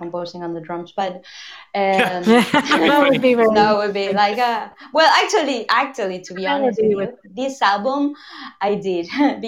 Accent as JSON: {"language": "English", "country": "Argentina", "moved": "yes", "said": "it's the first time in 21 years that I spent a year in Buenos Aires. I was like, I'm Argentinian, like fully Argentinian again. So sorry about my accent."}